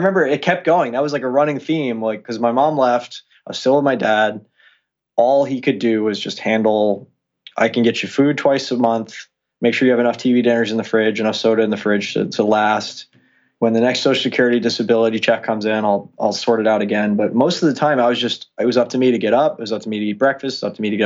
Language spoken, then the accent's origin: English; Long Island, New York, United States; I grew up on Long Island. It's in New York.